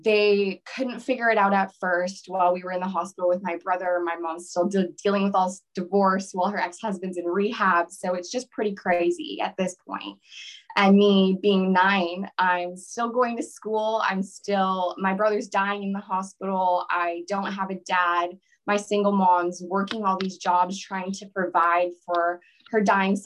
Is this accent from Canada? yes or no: yes; small town outside of Ottawa, Ontario, Canada; I was born in a small town outside of Ottawa, Ontario. A very small town is called Elmont. I don't know if you've ever heard of it. But I loved growing up there.